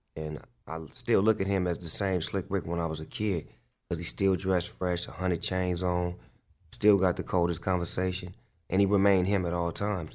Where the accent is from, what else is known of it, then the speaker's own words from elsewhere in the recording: Long Beach, California, United States; I grew up in Long Beach, California, on the east side of Long Beach